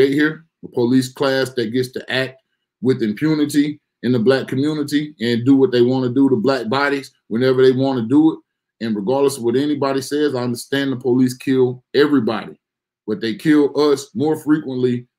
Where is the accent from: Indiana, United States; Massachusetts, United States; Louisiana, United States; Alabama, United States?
Alabama, United States; Mobile; my hometown of Mobile